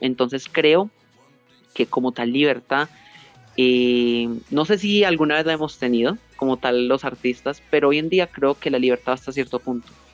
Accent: Colombia; also born or lived in Pereira, Risaralda; yo soy de Colombia, eh, vivo en la ciudad de Pereira, en el departamento de Risaralda

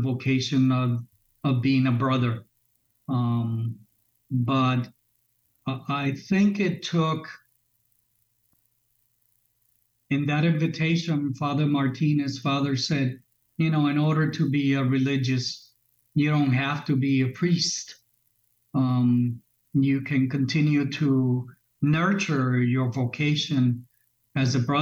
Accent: Arecibo, Puerto Rico; moved away as an adult; also born or lived in Springfield, Massachusetts / Kissimmee, Florida; now in Chicago, United States; I am Puerto Rican. I was born in Puerto Rico, in the city of Arecibo, Puerto Rico. And I came to this country when I was a young 9-year-old and settled in Springfield, Massachusetts. And then at some point, my family returned to Puerto Rico, where I finished high school in Puerto Rico

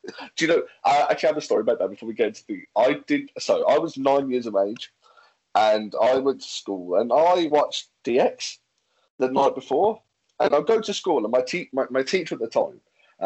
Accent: Birmingham, West Midlands, United Kingdom; I'm from Birmingham

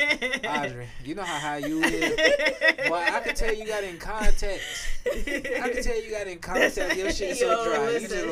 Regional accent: Jacksonville, Florida, United States; I'm from Jacksonville, motherfucking Florida.

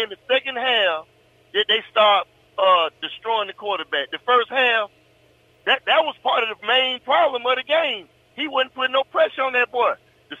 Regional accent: Decatur, Georgia, United States; born or raised there

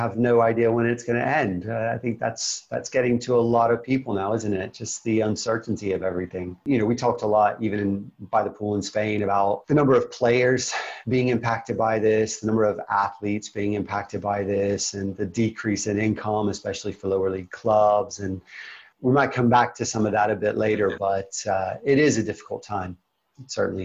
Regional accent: United States; As an American

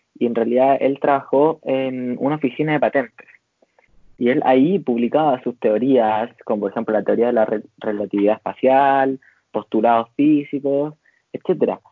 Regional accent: Chile; nosotros somos chilenos

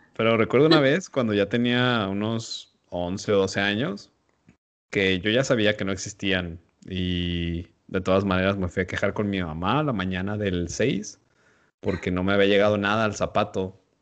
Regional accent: Mexico; nosotros como mexicanos

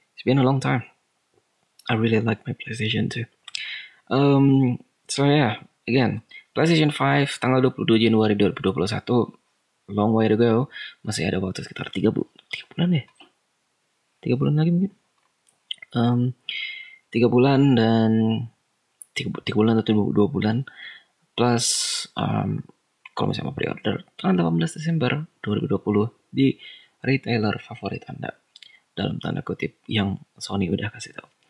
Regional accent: Bandung, West Java, Indonesia; Di Bandung ada satu. Wow, that's kota saya

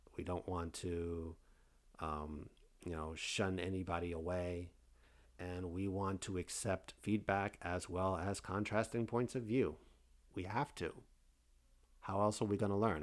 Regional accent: Fort Lauderdale, Florida, United States; also born or lived in New York City, New York; came down to, uh, Fort Lauderdale, Florida, which I now reside in nineteen eighty-six and have been here ever since.

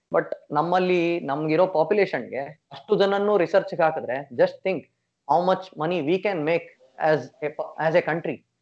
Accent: India; now in Taiwan; ನಮ್ಮ ಇಂಡಿಯಾಲಿ

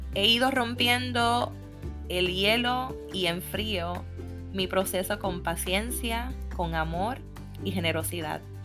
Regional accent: Puerto Rico; Como buena puertorriqueña

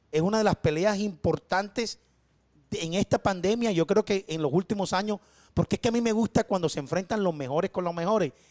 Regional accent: Colombia; soy de Colombia, ¿cómo vamos?

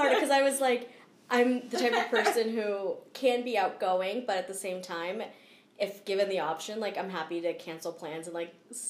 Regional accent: East Coast, United States; Like, I grew up skiing on the East Coast, but skiing on the East Coast is different than skiing on the West Coast.

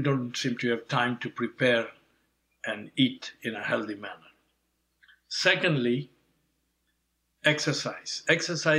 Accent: Nairobi, Kenya; moved away as an adult; also born or lived in England; I was born in Kenya, Nairobi, of Indian parents. So in a way, I have Indian heritage, African upbringing growing up in Kenya until the age of 18, European education in England

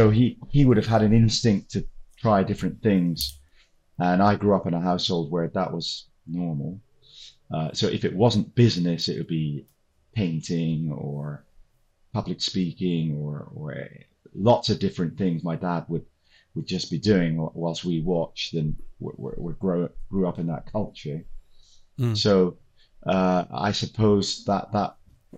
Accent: South Africa; moved away as an adult; also born or lived in United Kingdom; The significant issues in my teen years with the apartheid situation, segregation issues, which I felt very strongly about and was not comfortable with, and ultimately left the country rather than doing military service

